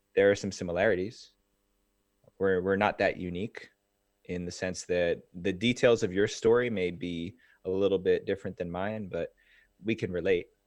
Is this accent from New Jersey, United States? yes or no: yes; New Jersey, United States; I grew up in New Jersey